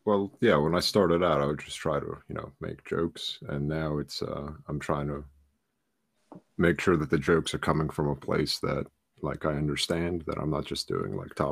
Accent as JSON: {"language": "English", "region": "New Jersey", "country": "United States", "tie": "born or raised there", "also_born_or_lived": "Ukraine", "said": "I grew up in New Jersey."}